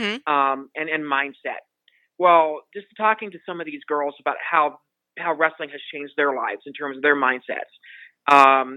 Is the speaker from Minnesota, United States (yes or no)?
no; Montana, United States; now in Las Vegas, United States; I'm originally from Montana